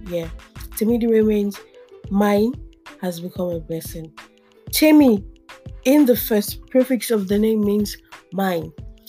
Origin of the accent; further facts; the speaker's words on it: Yorubaland, Nigeria; I'm Nigerian, but above all, I come from the Yoruba ethnic group in Nigeria.